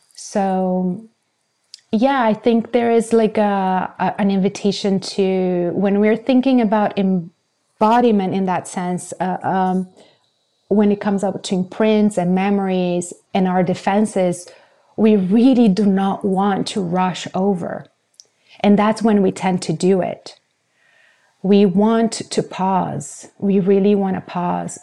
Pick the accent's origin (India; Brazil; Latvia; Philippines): Brazil; moved away; I grew up in Brazil